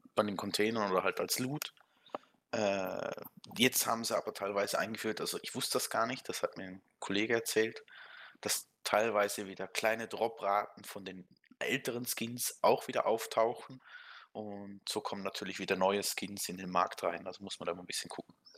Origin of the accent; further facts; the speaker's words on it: Switzerland; Ich bin Schweizer